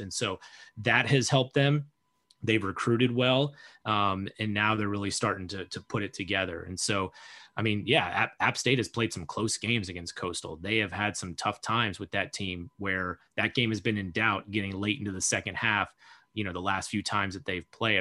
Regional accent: Sarasota, Florida, United States; moved away; I grew up in Florida

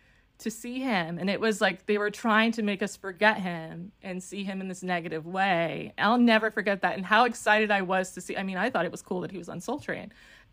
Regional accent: New York, United States; I was born in New York. I'm one of six kids. My mother had four kids with my father, got remarried and had two more. We were all living in New York, and I was about four when my parents got divorced.

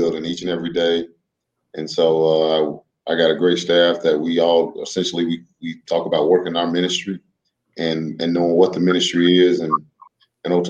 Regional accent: Greensboro, North Carolina, United States; I'm from Greensboro

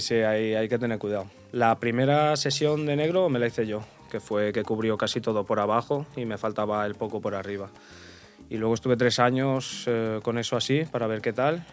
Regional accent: Portugal; now in Mallorca, Spain; ahora vivo en Mallorca, pero soy portugués

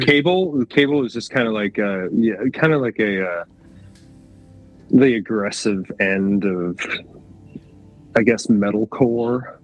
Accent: Grand Rapids, Michigan, United States; where we grew up in Grand Rapids

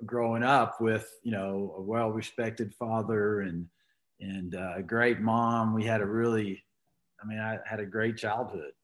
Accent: Arlington, Texas, United States; moved away as an adult; also born or lived in Houston, Texas / Colorado; now in Montrose, United States; I was born uh, in Houston, but was raised in Arlington, Texas, there in between Dallas Fort Worth

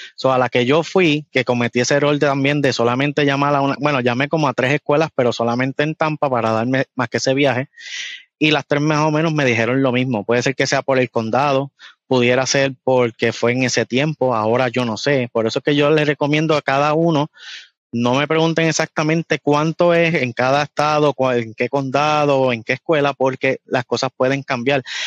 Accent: Puerto Rico; accent: boricua; moved away as an adult; now in United States; vengo de Puerto Rico

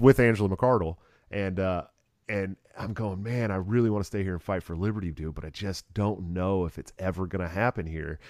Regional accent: California, United States; moved away; I'm also a Californian

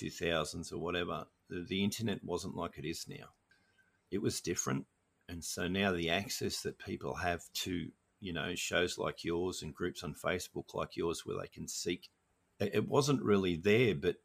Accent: Australia; also born or lived in Norway / Sydney / Melbourne; I grew up in Australia

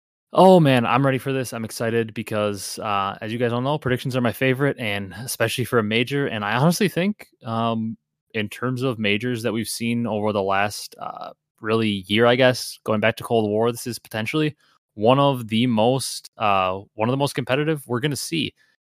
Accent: Wisconsin, United States; I'm from Wisconsin. I've been over in that area.

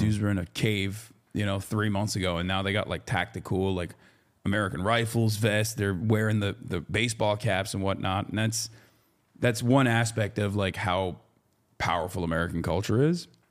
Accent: Turkey; moved away; I grew up in Turkey

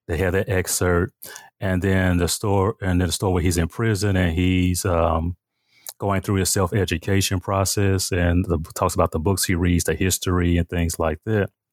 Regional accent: Memphis, Tennessee, United States; now in Milwaukee, United States; my growing up in Memphis, Tennessee, I was born and raised there

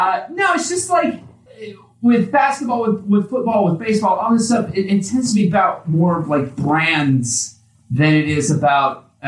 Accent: Indianapolis, Indiana, United States; I'm from Indianapolis, therefore I'm a Colts guy.

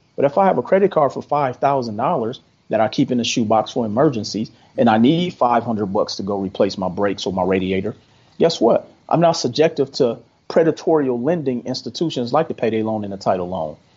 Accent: Milwaukee, Wisconsin, United States; moved away as an adult; now in Las Vegas, United States; I'm originally from Milwaukee, Wisconsin. Been in Las Vegas since 2005.

